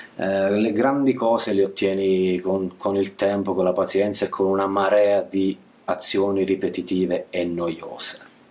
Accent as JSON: {"language": "Italian", "region": "Basilicata", "country": "Italy", "also_born_or_lived": "central-northern Italy", "moved": "as an adult", "said": "io ho sempre vissuto, sono della Basilicata, studiato, sono laureato, ho lavorato fuori, eh, centro-nord Italia, e tornerò in Basilicata"}